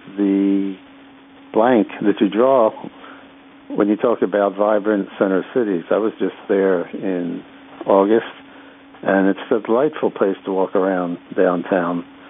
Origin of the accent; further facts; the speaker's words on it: Philadelphia, Pennsylvania, United States; now in Knoxville, United States; I'm calling from Knoxville, Tennessee. Uh, I grew up in Philadelphia